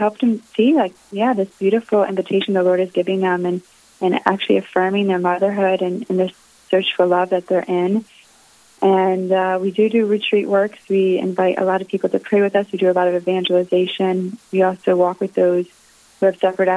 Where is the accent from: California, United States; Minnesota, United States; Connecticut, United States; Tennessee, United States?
Connecticut, United States; I grew up in Connecticut